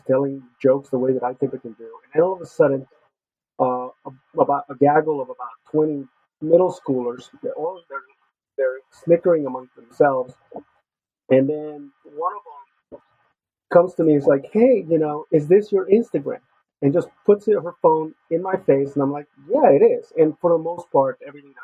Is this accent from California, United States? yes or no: yes; Los Angeles, California, United States; moved away; I grew up in East LA, and so it was a rough part of town in the 80s in Los Angeles